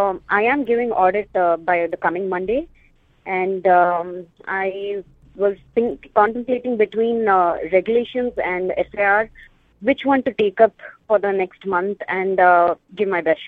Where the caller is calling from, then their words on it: California, United States; I'm calling from California.